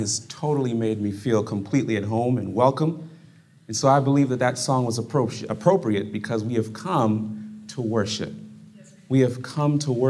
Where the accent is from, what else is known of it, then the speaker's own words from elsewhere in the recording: Fort Lauderdale, Florida, United States; also born or lived in Brooklyn, New York; now in Berrien Springs, United States; I was growing up in Brooklyn. And in Brooklyn, New York, it's kind of similar to the weather that's up here right now. And I left there when I was 7 years old. And then I went to South Florida. And I was in Fort Lauderdale